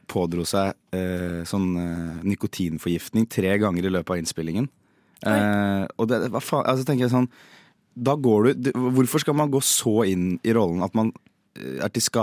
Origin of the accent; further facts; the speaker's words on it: Bergen, Vestland, Norway; Jeg er fra Bergen.